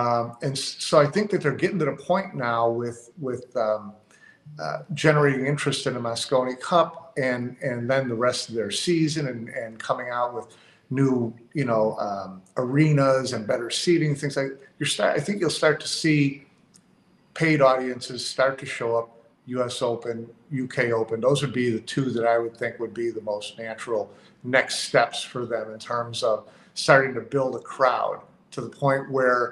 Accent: Chicago, Illinois, United States; I'm from Chicago, I'm a Bears fan.

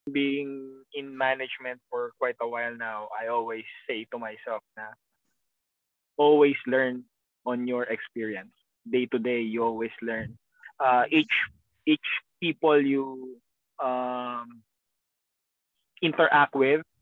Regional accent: Philippines; Tagalog is a second language; moved away as an adult; now in Maryland, United States; April 18 umalis ako ng Pilipinas.

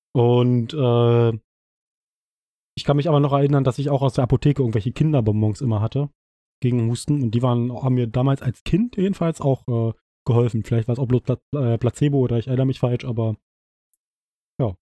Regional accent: East Germany, Germany; wir sind ja beide aus dem Osten äh, aus Ostdeutschland

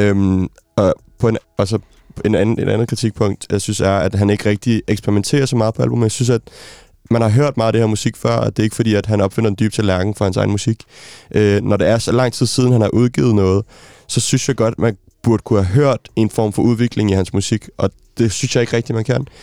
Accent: Denmark; som dansker

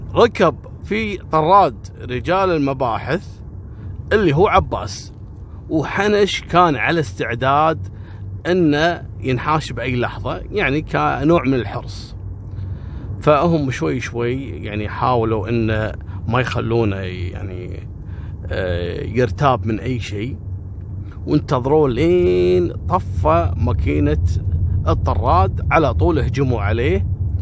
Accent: Kuwait; عندنا في الكويت

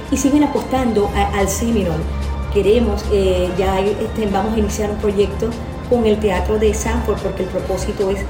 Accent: Venezuela; now in United States; conmemoramos y celebramos eh, fechas importantes de nuestro país, Venezuela.

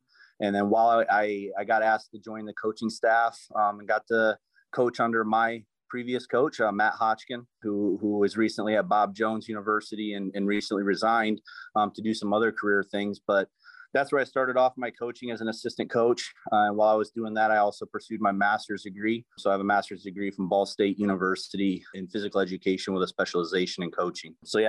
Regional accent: Cameroon; moved away as an adult; now in United States; I'm originally from Cameroon, West Africa, and I came to the United States in 2009, where I attended Grace College in Winona Lake, Indiana, which is an NAIA school.

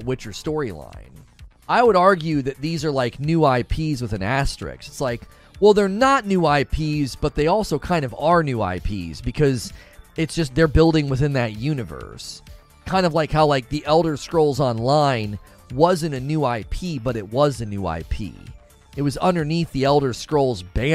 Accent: United States; I'm an American

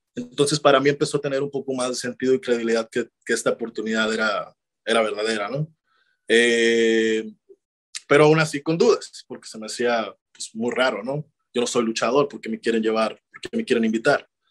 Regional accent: Ciudad Obregón, Sonora, Mexico; moved away; estoy en, Obregón, Sonora, ahora mismo con mi familia, eh, disfrutando el poder reconectar con mi familia y regresar a mi tierra

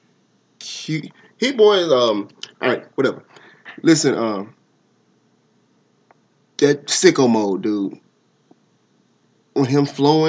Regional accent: Nashville, Tennessee, United States; I'm from Nashville

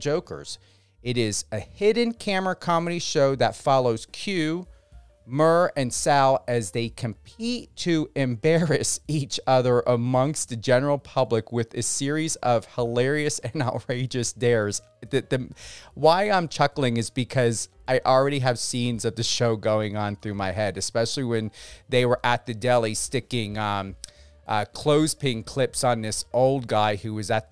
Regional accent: New Jersey, United States; also born or lived in Denver; Camden, New Jersey, my home state

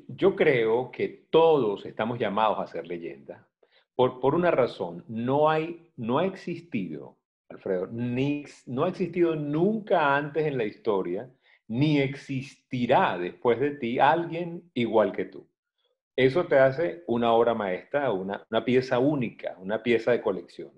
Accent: Venezuela; que lo decimos mucho en Venezuela

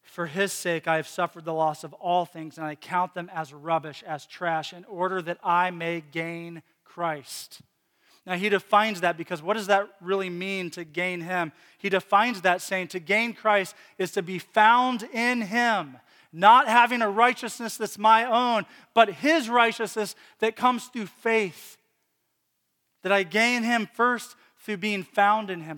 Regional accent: Lynchburg, Virginia, United States; moved away; I grew up in Virginia, and he lived in Lynchburg as well for, for a p, period of time. That's the town I grew up

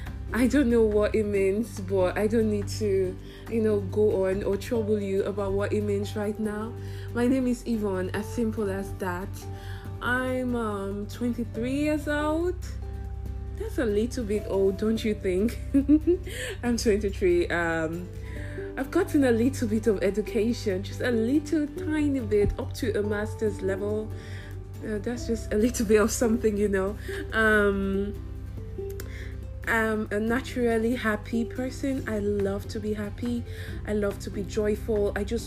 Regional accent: South East, Nigeria; accent: Nigerian; Maybe in subsequent episodes, my Nigerian accent will come out. Not just Nigerian, my Igbo

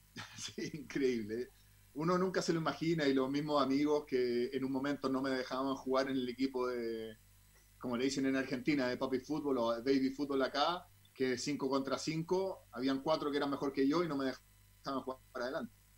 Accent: Santiago, Santiago Metropolitan Region, Chile; also born or lived in Zurich, Switzerland / Puerto Rico; salí goleador de todas las categorías de fútbol infantil a nivel amateur de todo Santiago

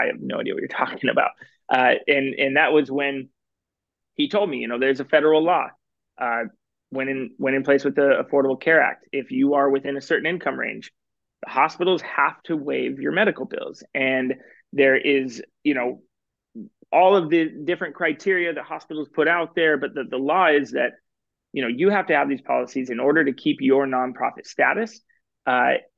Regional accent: Portland, Oregon, United States; I grew up in Portland, Oregon

